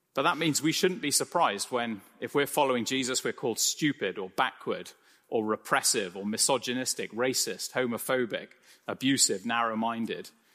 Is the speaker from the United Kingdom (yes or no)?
yes; United Kingdom; I'm British